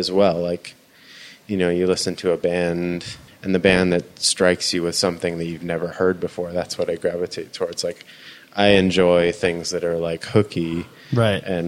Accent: Newport Beach, California, United States; I was born in Newport Beach

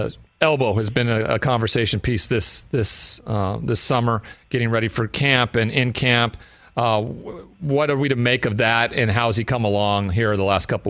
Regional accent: Great Falls, Montana, United States; my hometown of Great Falls, Montana

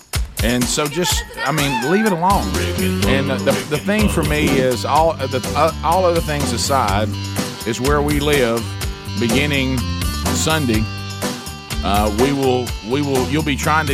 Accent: Alabama, United States; my home state of Sweet Home Alabama

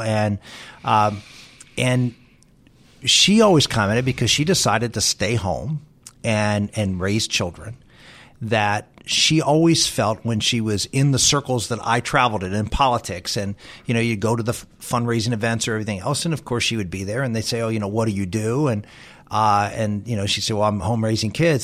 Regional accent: Pittsburgh, Pennsylvania, United States; the one guy was from my hometown, was from Pittsburgh

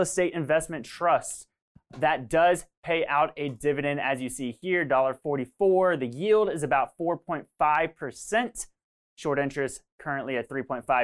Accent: Florida, United States; I'm from Florida, and I've been hit by multiples of, you know, of hurricanes

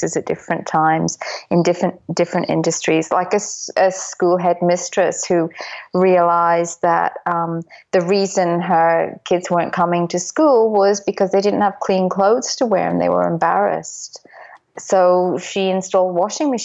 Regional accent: Dublin, Leinster, Ireland; I was brought up in Dublin, which I say is the storytelling capital of the world

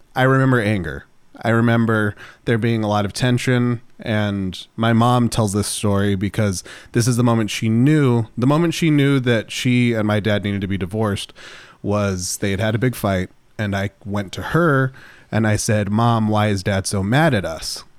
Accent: Running Springs, California, United States; Running Springs is actually where I grew up specifically

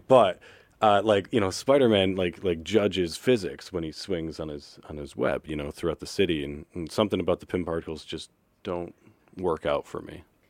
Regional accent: Rochester, New York, United States; We're from Rochester.

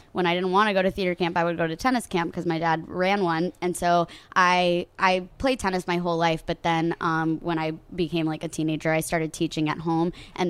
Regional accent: Coral Springs, Florida, United States; I'm from Coral Springs, and they're adjacent to each other.

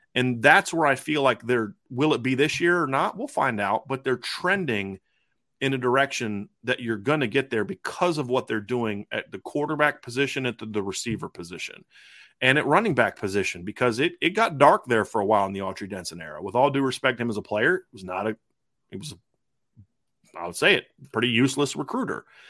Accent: Ohio, United States; growing up in Ohio

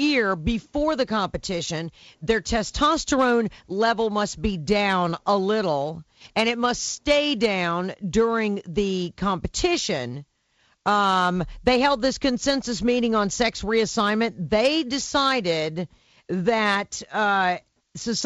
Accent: the South, United States; I am from the South

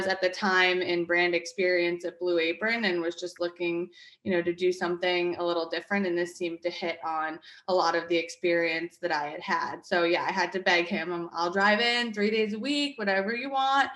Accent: West Hartford, Connecticut, United States; moved away as an adult; also born or lived in Glastonbury, Connecticut / Washington, District of Columbia, United States / New York; now in New Jersey, United States; So I grew up in West Hartford, then Glastonbury

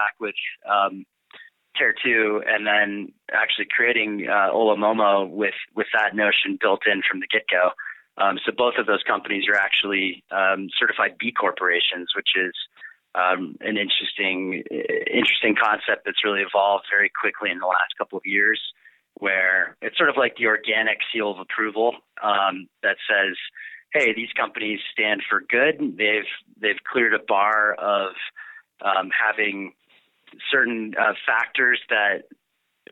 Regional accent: Boulder, Colorado, United States; I grew up here in Boulder, actually, one of the rare natives

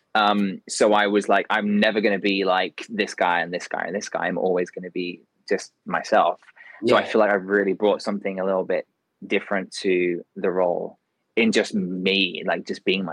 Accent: Kent, South East England, United Kingdom; now in London, United Kingdom; I'm from a place called Kent, which is like an hour and a half from London

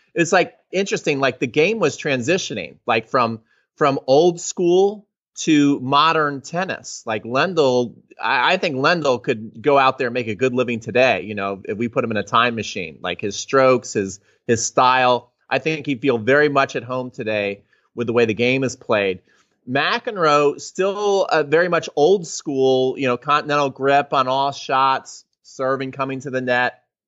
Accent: New Jersey, United States; also born or lived in Atlanta, Georgia; I grew up in New Jersey

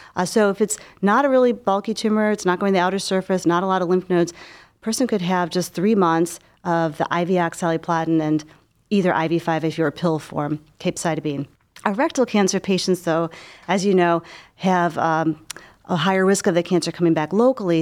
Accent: Cleveland, Ohio, United States; moved away as an adult; also born or lived in Philadelphia / Baltimore; I grew up in Cleveland.

